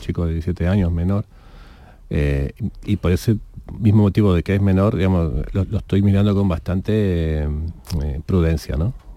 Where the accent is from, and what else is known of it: Spain